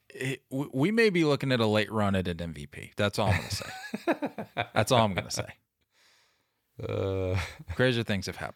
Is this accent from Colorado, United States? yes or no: no; Bronx, New York, United States; born there; And I was born in the Bronx. I know what the hell I'm talking about.